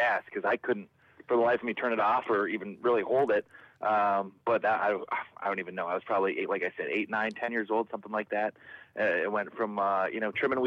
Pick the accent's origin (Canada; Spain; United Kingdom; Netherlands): Canada; Niagara, Canadian side of the border, Ontario; moved away as an adult; also born or lived in Windsor, New York; now in Upstate New York, United States; my family is we're Canadians. So we grew up, you know, I grew up on the Canadian side of the border